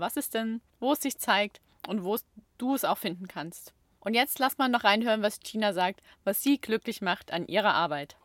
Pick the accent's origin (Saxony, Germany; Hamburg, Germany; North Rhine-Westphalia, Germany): Saxony, Germany; Chemnitz; moved away as an adult; also born or lived in Baden-Württemberg (Ländle); now in Baden-Württemberg, Germany; ich komme aus Chemnitz und ich bin dort aufgewachsen, ich bin dort in die Schule gegangen, das ist meine Heimat